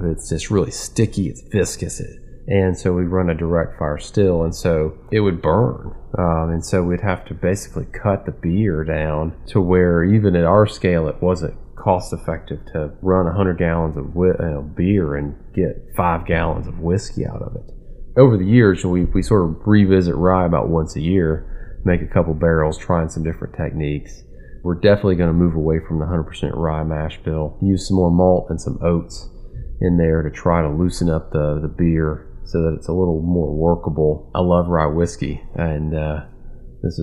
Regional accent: Tennessee, United States; born or raised there

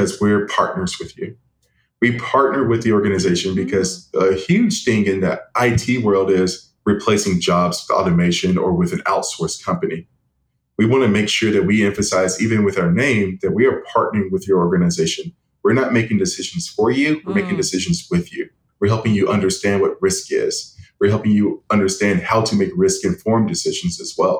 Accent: Jackson, Tennessee, United States; now in Wichita, United States; I'm from Jackson, Tennessee.

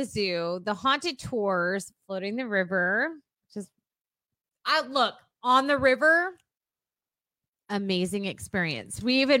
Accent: Texas, United States; we aren't Hispanic, we aren't German, we aren't Irish, we're Texan.

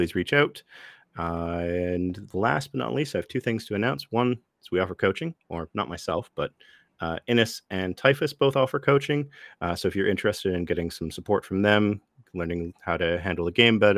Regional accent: Ottawa, Ontario, Canada; here in my hometown of Ottawa

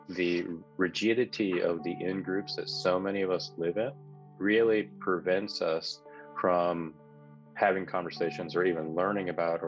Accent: Salinas, California, United States; and I ended up really growing up in Salinas, California, which was then a community of probably about 50,000 people, majority of whom were, you know, either Mexican or white.

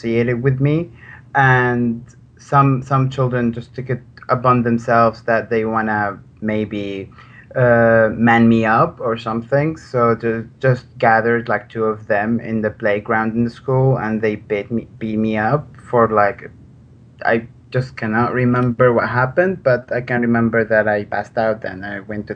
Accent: Maarat al-Numan, Idlib Governorate, Syria; moved away; I was born in a very small town in Idlib province called Ma'aret al-Noman

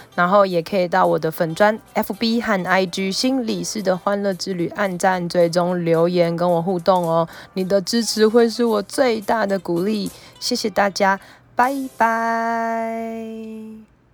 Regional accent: Taipei, Taiwan; 身为台北人

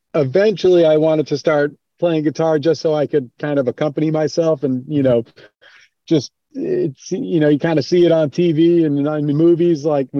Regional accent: Port Washington, New York, United States; now in Maryland, United States; That's right. Yep. Port Washington, New York, on the north shore of Long Island, not too far from the city. And it was a good place to live. I like living in Maryland now, but it all started in New York.

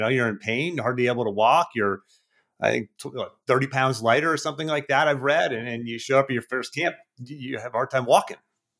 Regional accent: Pittsburgh, Pennsylvania, United States; growing up in Pittsburgh as a kid

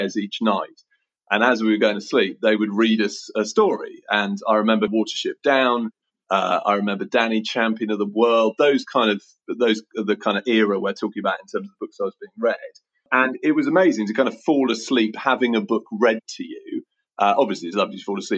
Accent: Oxford, South East England, United Kingdom; I grew up in Summertown in Oxford, and I now live about a mile from Summertown in Oxford.

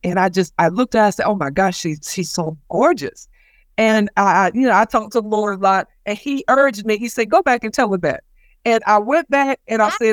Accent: South Carolina, United States; moved away; when I was a child growing up in South Carolina

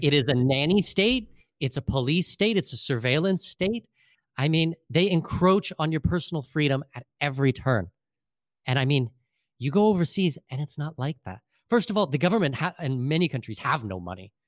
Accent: southwestern Ontario, Canada; moved away as an adult; now in Panama City, Panama; in southwestern Ontario, which is where I grew up.

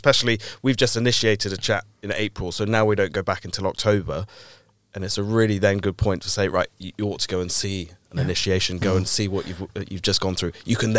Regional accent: Swindon, South West England, United Kingdom; So initially a Wiltshire Mason through and through, from Swindon.

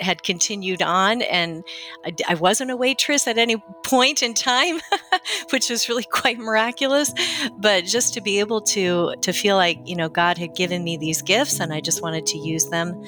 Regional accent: Rockford, Illinois, United States; I am from Rockford, Illinois, which is outside of Chicago

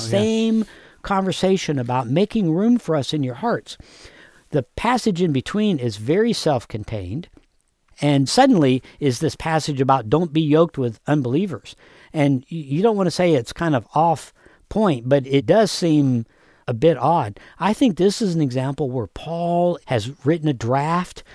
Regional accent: United States

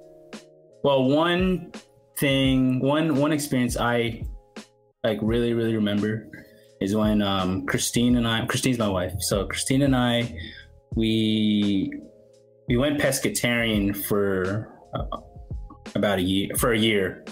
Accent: San Jose, California, United States; I grew up in San Jose, California

